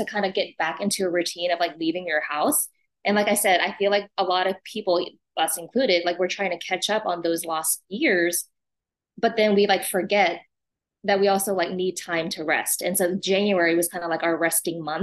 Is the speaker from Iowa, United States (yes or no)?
no; Austin, Texas, United States; also born or lived in refugee camp (Cambodia/Thailand border area) / Japan / New York; born in a refugee camp, lived in Austin since 82